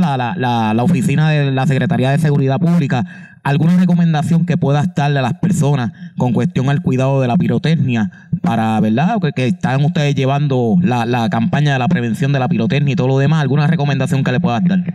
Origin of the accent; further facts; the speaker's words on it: Comerío, Puerto Rico; en la estación de bomberos de mi pueblo Comerío